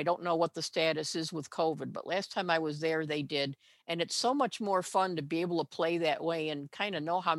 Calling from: Michigan, United States; I'm calling from Michigan.

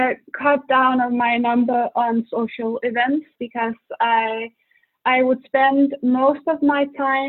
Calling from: Denmark; English is a second language; I'm calling from Denmark.

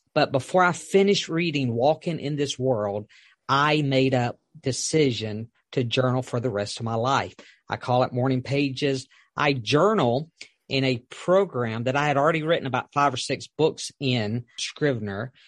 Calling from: North Carolina, United States; I'm calling in from North Carolina

